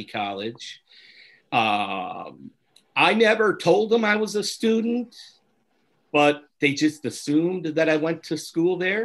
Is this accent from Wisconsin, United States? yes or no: yes; Oshkosh, Wisconsin, United States; now in Los Angeles, United States; my hometown of Oshkosh